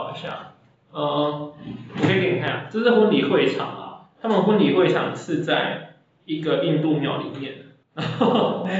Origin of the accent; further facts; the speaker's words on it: Taiwan; now in Singapore; 会拍一些我们台湾人看到什么哦唯美啊，